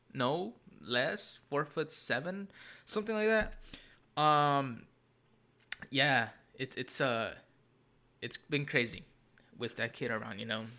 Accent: Santa Ana, California, United States; I grew up here in Tanana. But when I was born, I first lived for the first ten years of my life on the north side of Santa Ana

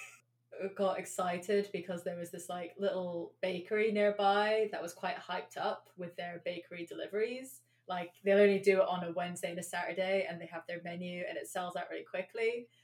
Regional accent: London, United Kingdom; I grew up in London

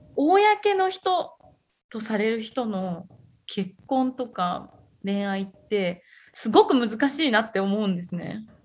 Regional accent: Gifu, Japan; moved away; うちの実家の方って、まあ、岐阜県なんですけど、まあ、田舎の方の

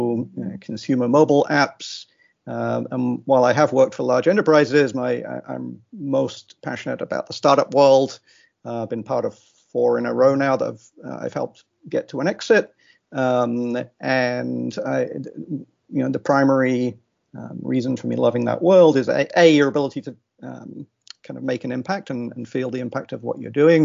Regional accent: England, United Kingdom; now in Austin, United States; I grew up in England.

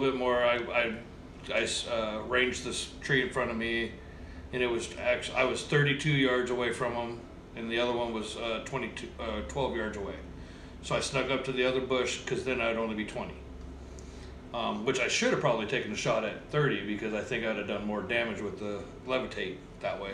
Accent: Texas, United States; also born or lived in Oregon; now in Shelton, United States; I'm from Texas. I was raised in Texas.

